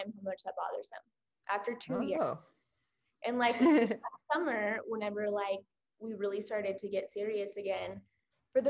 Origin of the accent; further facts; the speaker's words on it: Oklahoma, United States; I'm from Oklahoma